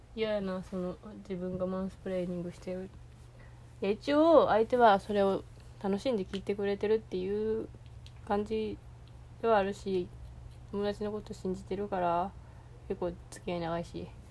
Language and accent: Japanese; Osaka, Japan; accent: Kansai dialect; 私も大阪に住んでたので